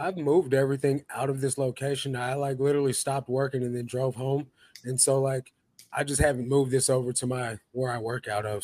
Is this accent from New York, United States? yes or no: no; St. Louis, Missouri, United States; moved away; I come from St. Louis